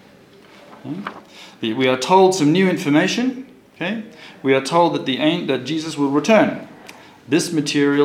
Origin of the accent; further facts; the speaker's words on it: Australia; now in Israel; when I was born in Australia